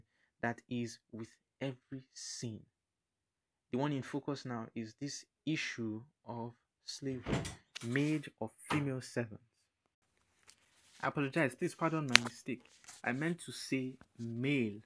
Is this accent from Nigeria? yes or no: yes; Nigeria; I'm African, I'm Nigerian